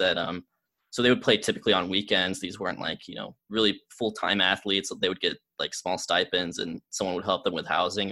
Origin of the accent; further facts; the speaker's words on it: Georgia, United States; also born or lived in Germany; I was living in my hometown, in Georgia